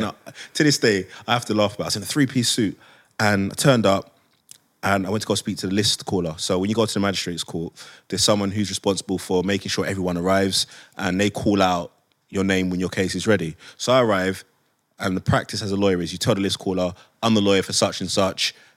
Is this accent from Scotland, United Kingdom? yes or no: no; London, United Kingdom; I grew up in Hackney before it became posh